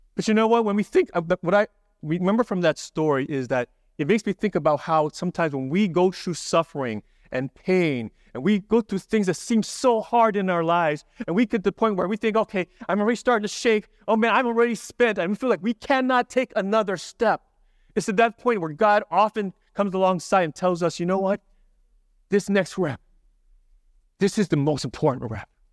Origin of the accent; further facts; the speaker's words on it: Hawaii, United States; moved away; I grew up in Hawaii